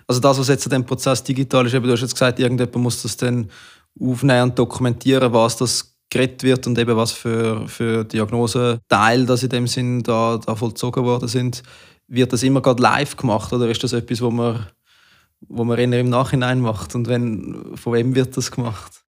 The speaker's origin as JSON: {"language": "German", "country": "Switzerland", "said": "bei uns in der Schweiz"}